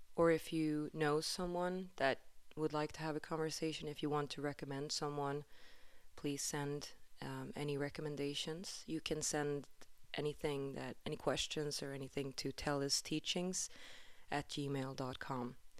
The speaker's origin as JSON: {"language": "English", "town": "Stockholm", "region": "Stockholm County", "country": "Sweden", "tie": "born or raised there", "moved": "yes", "said": "I am, um, from Sweden originally. I'm from Stockholm"}